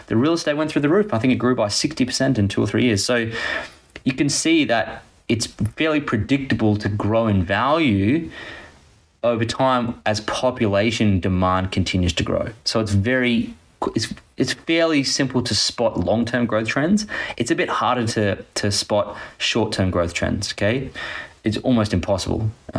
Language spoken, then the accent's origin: English; Gold Coast, Queensland, Australia; I grew up on the Gold Coast, which is primarily real estate driven